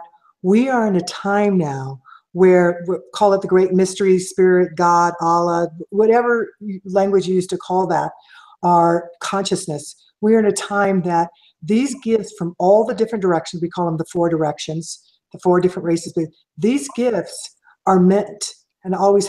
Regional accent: Kansas City, Missouri, United States; growing up in Missouri and Kansas City

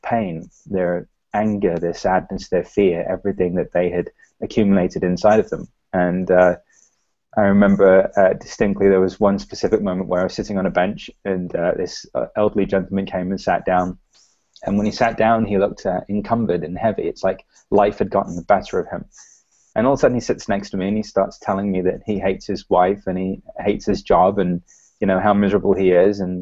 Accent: London, United Kingdom; I was raised in London

